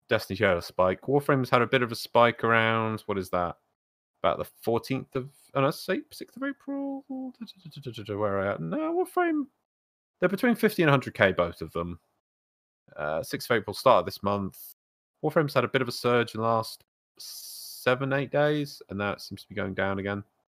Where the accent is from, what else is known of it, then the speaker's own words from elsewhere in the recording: United Kingdom; We, we both carry a shame for being British, but not being tea people